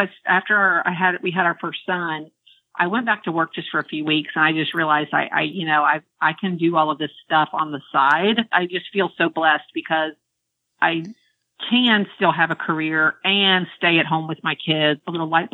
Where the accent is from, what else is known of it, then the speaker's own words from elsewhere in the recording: Central Florida, United States; moved away as an adult; now in Maryland, United States; living in Central Florida all of my life